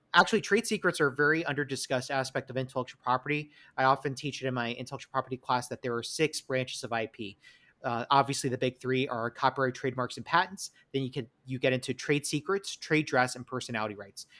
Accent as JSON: {"language": "English", "region": "New York", "country": "United States", "accent": "New York", "said": "it's my New York accent"}